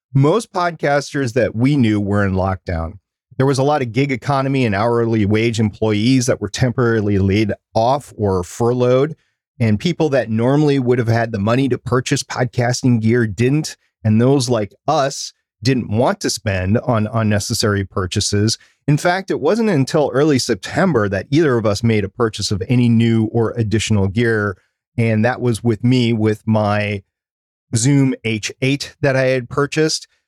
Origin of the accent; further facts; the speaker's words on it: United States; I'm gonna speak as an American